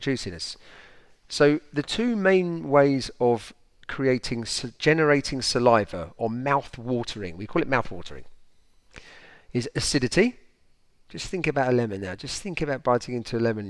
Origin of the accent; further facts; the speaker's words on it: United Kingdom; now in France; us Brits